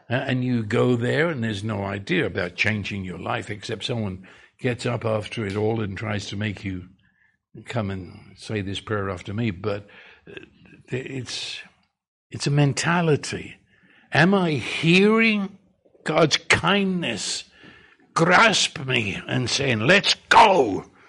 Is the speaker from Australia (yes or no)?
no; United Kingdom; accent: British; moved away